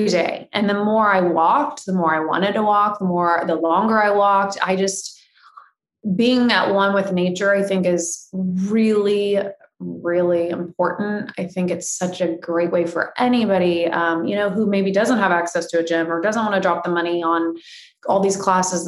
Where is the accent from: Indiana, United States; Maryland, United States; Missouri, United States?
Indiana, United States; moved away as an adult; now in California, United States; I grew up in the Midwest. I was a farm girl. We ate whatever was on the table. I don't even think there was a Whole Foods in Indiana